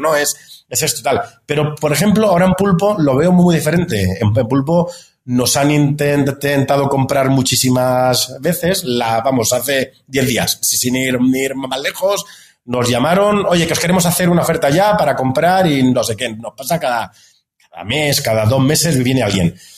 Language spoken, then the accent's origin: Spanish; Andalusia, Spain; moved away as an adult; also born or lived in Madrid, Spain; now in Mexico; soy andaluz, soy, soy del sur de España